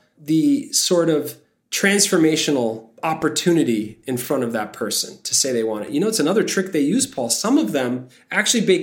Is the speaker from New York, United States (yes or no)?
yes; New York City, New York, United States; I am from Bay Ridge, Brooklyn